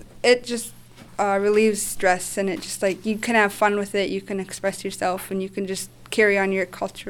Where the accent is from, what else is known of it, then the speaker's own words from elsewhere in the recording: Unalakleet, Alaska, United States; moved away as an adult; now in Fairbanks, United States; I'm a freshman at the University of Alaska Fairbanks, and I'm from Unalakleet, and I'm part of the Inupiaq dance group.